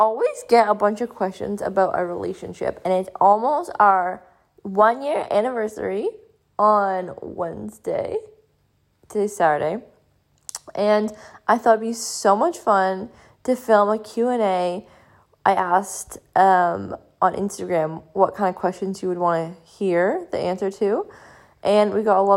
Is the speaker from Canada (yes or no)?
yes; Canada; accent: Canadian; I am from Canada, so that's why we sound different